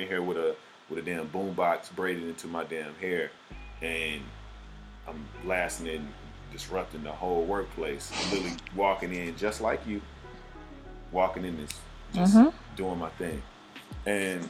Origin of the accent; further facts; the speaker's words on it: the South, Southern United States, United States; I am a Southerner.